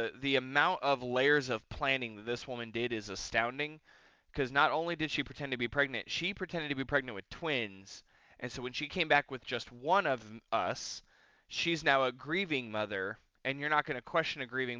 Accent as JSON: {"language": "English", "region": "California", "country": "United States", "tie": "born or raised there", "also_born_or_lived": "Mexico / Houston, Texas", "said": "So I come back to California"}